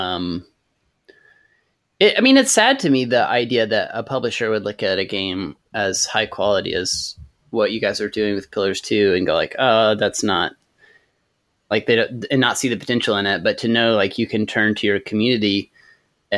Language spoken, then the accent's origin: English; Amarillo, Texas, United States; now in Nashville, United States; I grew up in Amarillo, Texas